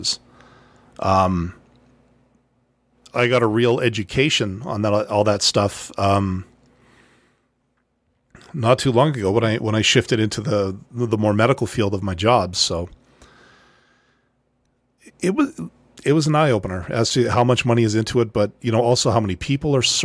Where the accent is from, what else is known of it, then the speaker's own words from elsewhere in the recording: Canada; I'm Canadian